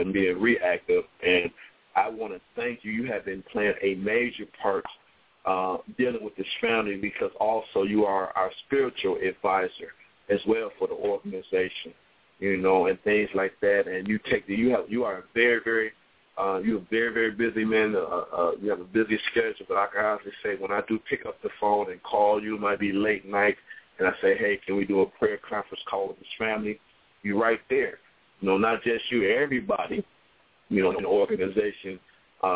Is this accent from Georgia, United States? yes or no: no; Toledo, Ohio, United States; born or raised there